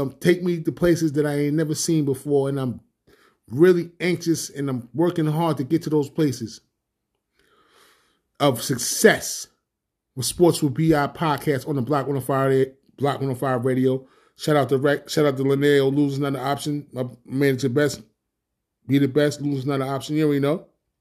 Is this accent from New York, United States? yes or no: yes; New York, United States; I'm from New York